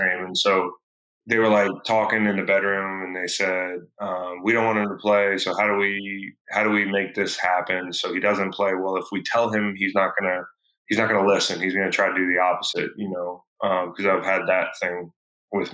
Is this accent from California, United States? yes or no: yes; California, United States; moved away; the small town where I grew up. And once we moved from California, when he retired